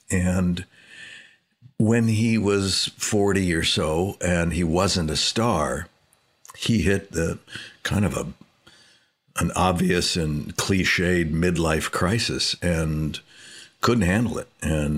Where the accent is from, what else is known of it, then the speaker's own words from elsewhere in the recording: Canoga Park, California, United States; also born or lived in Hollywood; I was born in Hollywood and raised in the San Fernando Valley in Canoga Park for the most part.